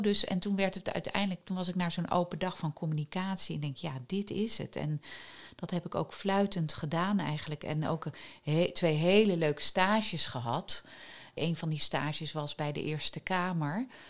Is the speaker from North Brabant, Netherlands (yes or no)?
no; Wageningen, Gelderland, Netherlands; also born or lived in Groningen; Ik ben in Wageningen opgegroeid. Ik ben in Groningen geboren.